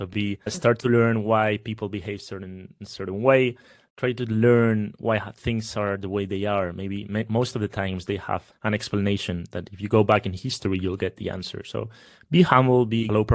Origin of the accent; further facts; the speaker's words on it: Spain; I'm from Spain